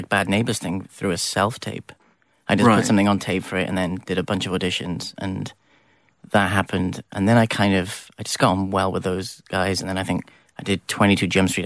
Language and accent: English; Wales, United Kingdom; also born or lived in Los Angeles; I came from Wales